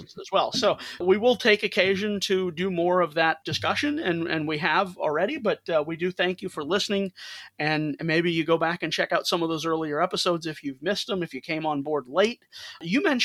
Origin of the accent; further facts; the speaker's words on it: St. Louis, Missouri, United States; St. Louis, my hometown